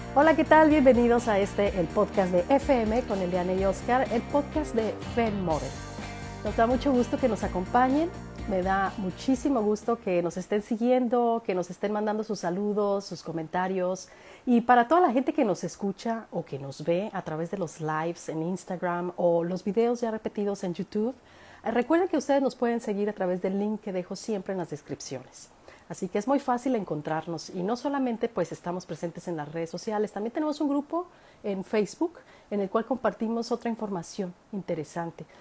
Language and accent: Spanish; Mexico; moved away as an adult; now in Australia; Uno como mexicana en Australia